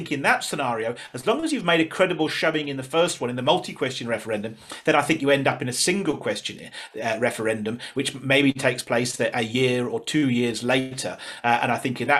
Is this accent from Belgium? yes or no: no; England, United Kingdom; now in South Africa